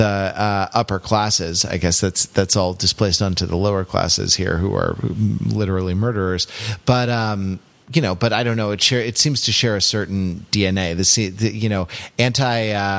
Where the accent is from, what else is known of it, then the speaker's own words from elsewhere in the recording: United States; an American